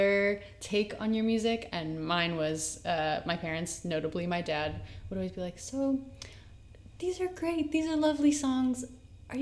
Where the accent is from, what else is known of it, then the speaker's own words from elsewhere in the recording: Boston, Massachusetts, United States; now in New York, United States; I'm from Boston, so it was my first hometown show